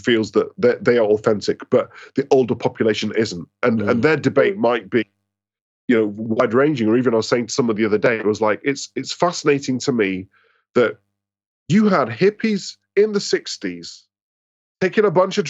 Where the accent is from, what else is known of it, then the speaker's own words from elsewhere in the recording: Scotland, United Kingdom; now in London, United Kingdom; Sorry, I'm Scottish, so I'm trying to claim success because we're crap at football.